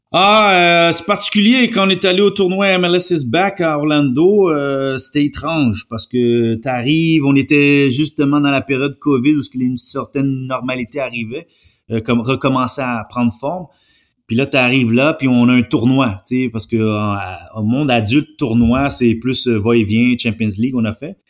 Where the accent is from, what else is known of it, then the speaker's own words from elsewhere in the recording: Montreal, Quebec, Canada; je suis né à Montréal